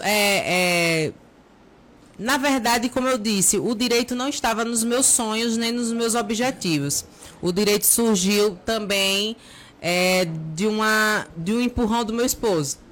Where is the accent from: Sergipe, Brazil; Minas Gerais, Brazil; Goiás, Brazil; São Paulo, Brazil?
Sergipe, Brazil; Aracaju; now in Nossa Senhora da Glória, Brazil; sou natural de Aracaju, mas é, atualmente Sou cidadã gloriense também